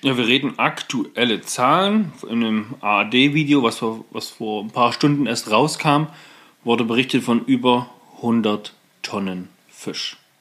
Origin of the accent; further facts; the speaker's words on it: Germany; bei uns in Deutschland